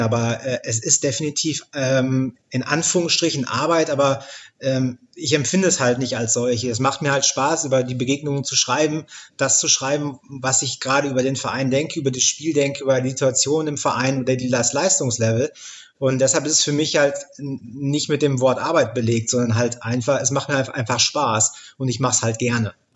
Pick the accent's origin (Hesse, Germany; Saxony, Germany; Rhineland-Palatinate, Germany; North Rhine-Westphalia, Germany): North Rhine-Westphalia, Germany; near Dortmund; meinen Heimatverein, über Borussia Dortmund tatsächlich in der Bundesliga. Da ähm, bin ich in der Nähe aufgewachsen